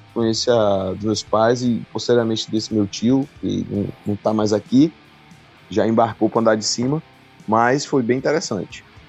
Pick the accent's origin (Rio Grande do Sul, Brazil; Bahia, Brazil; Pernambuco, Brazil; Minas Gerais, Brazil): Bahia, Brazil; antigamente lá na minha cidade, né, de que é aqui hum. na Bahia